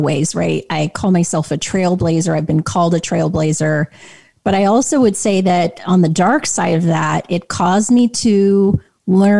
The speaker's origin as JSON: {"language": "English", "town": "Clinton", "region": "Utah", "country": "United States", "tie": "born or raised there", "said": "I grew up in Clinton, Utah, of all places"}